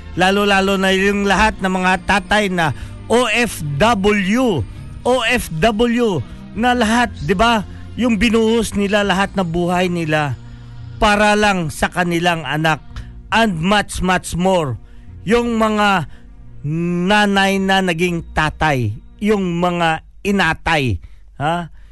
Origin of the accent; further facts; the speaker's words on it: Philippines; we are a Filipino